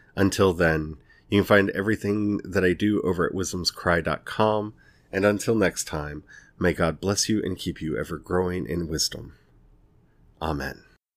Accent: United States; I'm speaking here from the United States

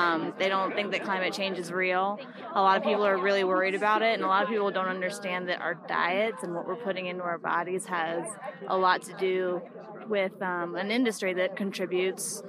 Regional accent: Florida, United States; moved away; I grew up in Florida originally.

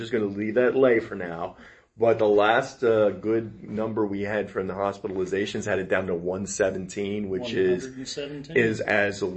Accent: New Jersey, United States; moved away as an adult; also born or lived in Philadelphia, Pennsylvania; now in Henderson County, Texas, United States; I was born in Philadelphia, grew up in New Jersey

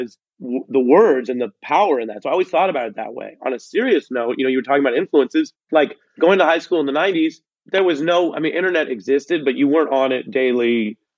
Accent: Seattle, Washington, United States; I'm from Seattle

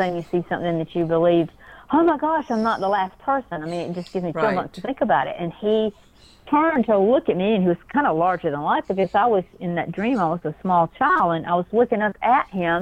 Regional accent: South Georgia, United States; I went to sleep as a little six-year-old girl on a farm in little South Georgia

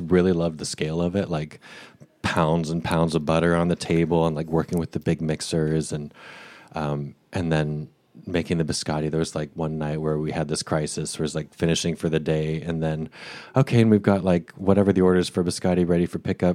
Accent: Boise, Idaho, United States; moved away as an adult; I grew up in Boise, Idaho, um, from where I was born through age eighteen when I left for college.

